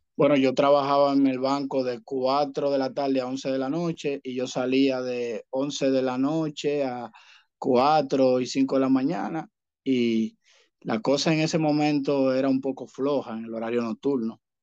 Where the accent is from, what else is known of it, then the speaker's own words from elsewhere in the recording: Dominican Republic; aquí en mi país